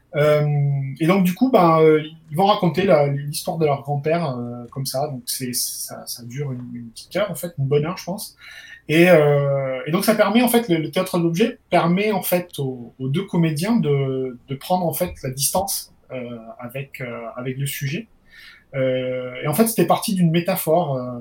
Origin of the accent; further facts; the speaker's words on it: Perpignan, Occitania, France; d'où je viens, parce que je suis originaire de Perpignan